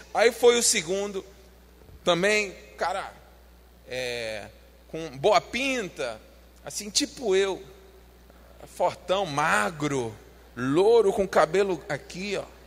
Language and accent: Portuguese; Brazil; nós somos brasileiros